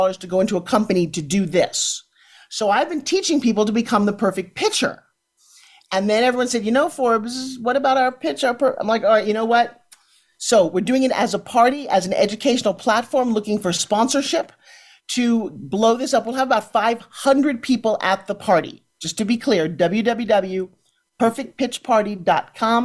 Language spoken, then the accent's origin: English; Ukraine; now in Florida, United States; I'm also from the Ukraine